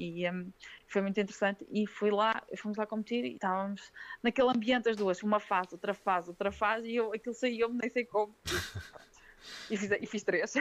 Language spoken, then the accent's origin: Portuguese; Sernancelhe, Norte, Portugal; moved away; eu não sou daqui, sou do Sernancelho